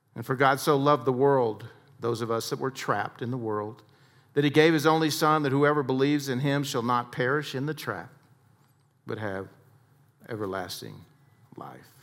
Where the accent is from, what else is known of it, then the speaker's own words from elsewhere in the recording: Texas, United States; I had a lot of harsh coaches like we all did growing up in Texas.